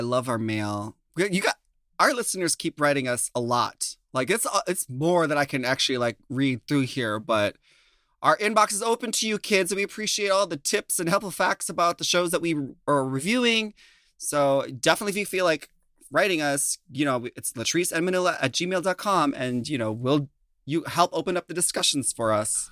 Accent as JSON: {"language": "English", "region": "Minnesota", "country": "United States", "moved": "yes", "said": "I'm from Minnesota"}